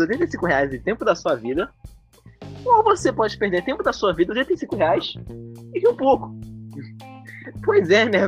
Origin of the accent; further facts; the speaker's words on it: Brazil; a gente é nerd brasileiro, cara. Nós somos brasileiros